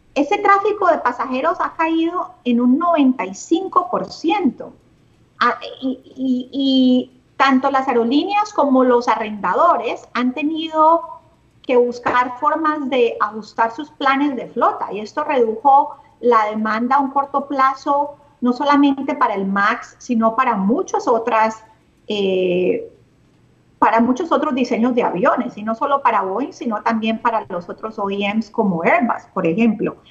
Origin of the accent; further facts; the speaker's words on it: Cali, Valle del Cauca, Colombia; moved away as an adult; also born or lived in Barranquilla, Colombia / Canada; soy caleña. Eh, crecí en Cali, terminé mis estudios